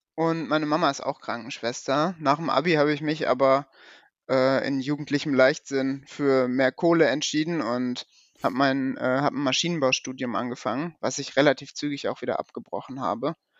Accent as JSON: {"language": "German", "town": "Paderborn", "region": "North Rhine-Westphalia", "country": "Germany", "said": "ich komme aus Paderborn"}